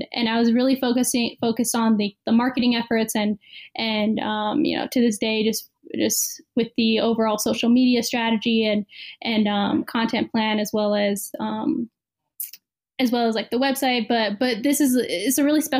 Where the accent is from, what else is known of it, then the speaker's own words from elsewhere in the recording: Bay Area, California, United States; I'm from the Bay Area